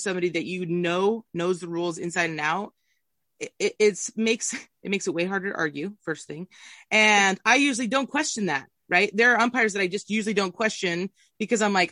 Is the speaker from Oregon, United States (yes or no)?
yes; Southern Oregon, United States; I grew up in Southern Oregon.